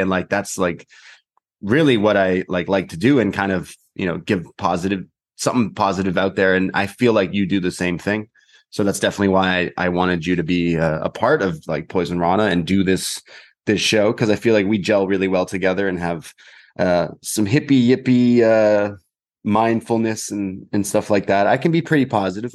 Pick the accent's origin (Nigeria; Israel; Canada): Canada